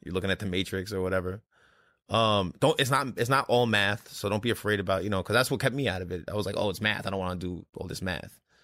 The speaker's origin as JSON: {"language": "English", "town": "New York City", "region": "New York", "country": "United States", "moved": "yes", "said": "I'm actually from Brooklyn originally."}